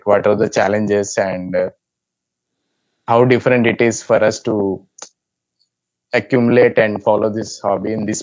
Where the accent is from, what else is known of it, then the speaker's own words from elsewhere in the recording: India; I'm from India